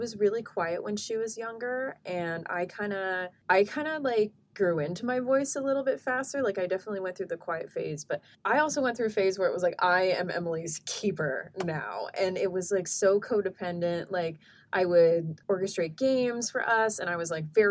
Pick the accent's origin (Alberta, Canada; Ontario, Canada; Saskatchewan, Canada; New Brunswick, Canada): Alberta, Canada; Edmonton; Because the thing about growing up in Edmonton